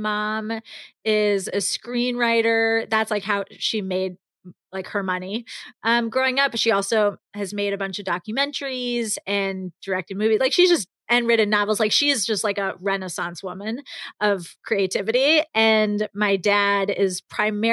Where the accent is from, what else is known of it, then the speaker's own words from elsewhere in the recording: New York, United States; growing up in New York